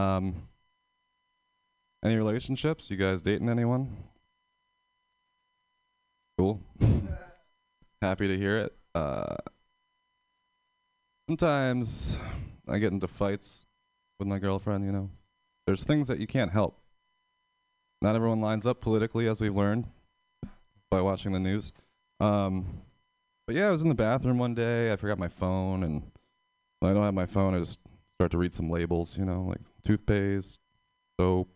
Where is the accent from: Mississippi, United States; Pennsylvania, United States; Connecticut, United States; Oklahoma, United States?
Pennsylvania, United States; moved away as an adult; now in San Francisco, United States; I'm from Pennsylvania